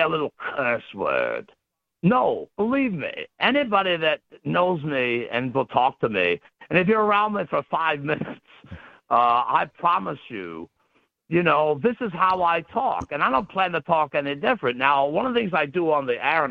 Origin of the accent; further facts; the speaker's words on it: Pennsylvania, United States; I put myself out there as the ultimate example of a Pennsylvanian. I mean, I eat like one, I talk like one